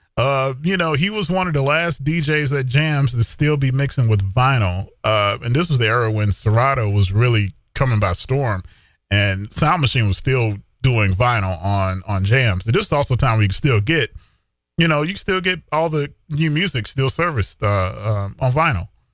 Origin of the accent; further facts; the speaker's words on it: Ahoskie, North Carolina, United States; also born or lived in Gates County, North Carolina / Raleigh, North Carolina; my hometown radio station, uh, W R C S and W Q D K and Ahoskie and, uh, Ahoskie, North